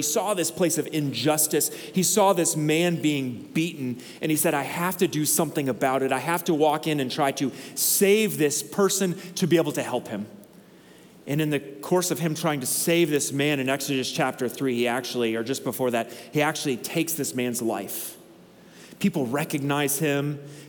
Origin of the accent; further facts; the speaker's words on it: Northern Togo, Togo; When I grew up in Togo, and so I grew up in northern Togo, which is arid half the year and pretty tropical the other half of the year.